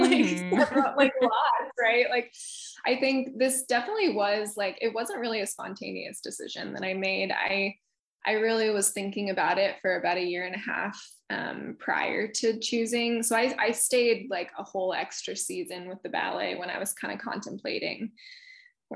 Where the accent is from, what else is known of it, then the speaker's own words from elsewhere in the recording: Midwest, United States; moved away as an adult; now in Boston, United States; I'm from the Midwest originally